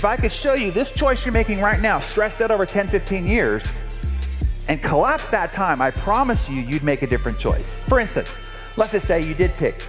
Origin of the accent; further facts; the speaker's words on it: San Diego, California, United States; I'm from San Diego, and this is one of our local heroes